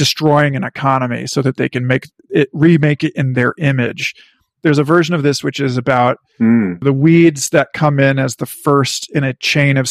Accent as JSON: {"language": "English", "town": "Parkville", "region": "Missouri", "country": "United States", "tie": "born or raised there", "said": "My town, Parkville, Missouri"}